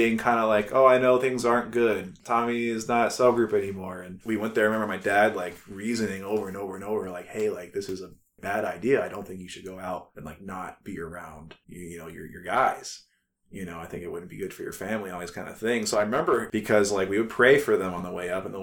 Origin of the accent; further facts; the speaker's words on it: Cuyahoga Falls, Ohio, United States; also born or lived in Columbus, Ohio; I grew up primarily in the Falls, moved up in 2000 from Columbus up to here